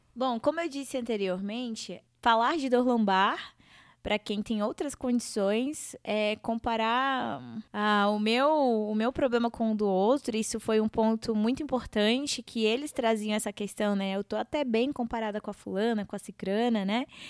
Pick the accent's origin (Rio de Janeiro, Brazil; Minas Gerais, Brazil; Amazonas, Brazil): Amazonas, Brazil; Humaitá; como uma boa amazonense que sou, é, nortista e eu sempre coloco aí para todo mundo que eu vim das barrancas do Rio Madeira, da cidade de Humaitá, lá em Amazonas